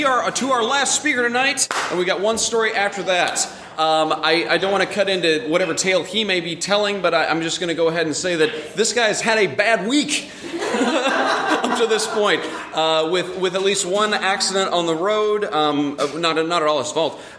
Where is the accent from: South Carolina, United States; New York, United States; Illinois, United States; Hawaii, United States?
Illinois, United States; Southern; I'm born and raised in Southern Illinois.